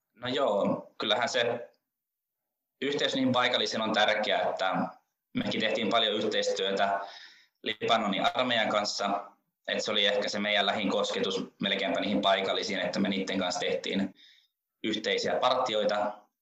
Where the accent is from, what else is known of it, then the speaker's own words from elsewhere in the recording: Rovaniemi, Lapland, Finland; minä olen Rovaniemeltä kotoisin ja nykyäänkin vielä Rovaniemellä asun